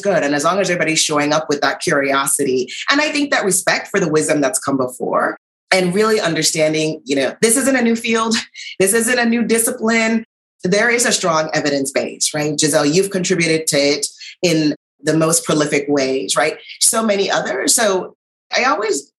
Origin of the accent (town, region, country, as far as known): U.S. Virgin Islands; born or raised there